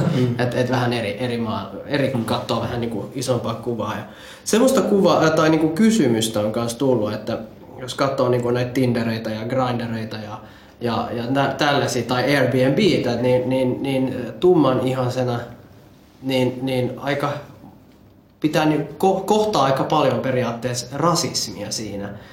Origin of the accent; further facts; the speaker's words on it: Finland; also born or lived in Colombia; mä itsekin tota, noin koko elämäni asunut Suomessa